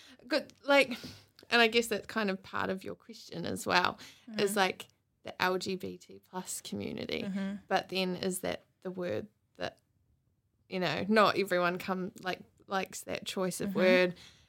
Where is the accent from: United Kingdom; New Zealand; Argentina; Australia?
New Zealand; Matamata, Waikato; now in Hamilton, New Zealand; I grew up in the Matamata Tito area, and with a massive family, 6 siblings and family all over there.